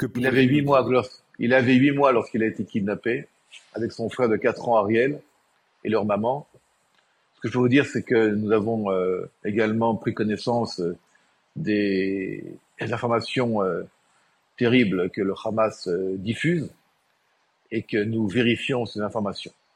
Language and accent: French; Israel; chez nous en Israël